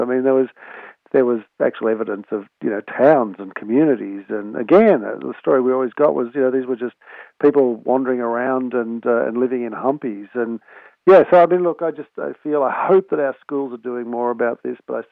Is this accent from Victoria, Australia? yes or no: no; Sydney, New South Wales, Australia; I grew up in Manly, on Sydney's northern beaches